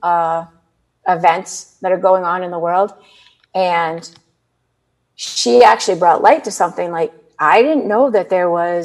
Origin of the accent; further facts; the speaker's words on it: Nantucket, Massachusetts, United States; I grew up on Nantucket